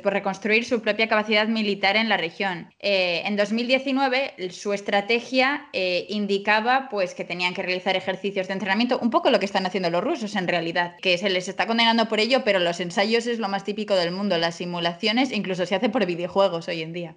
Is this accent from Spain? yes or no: yes; Spain; nosotros lo vemos como españoles